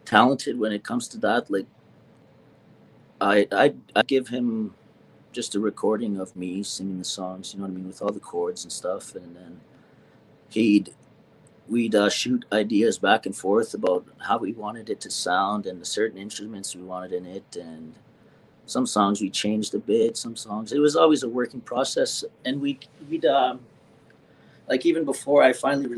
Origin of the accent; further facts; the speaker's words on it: Canada; up here, and I'm pretty sure a lot of places in Canada, that when you're around your hometown, especially these small towns